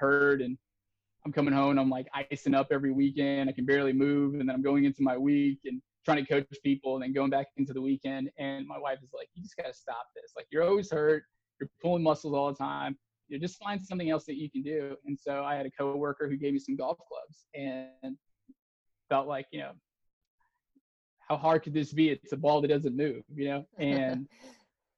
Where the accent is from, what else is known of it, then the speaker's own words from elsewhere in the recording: Texas, United States; I grew up in Texas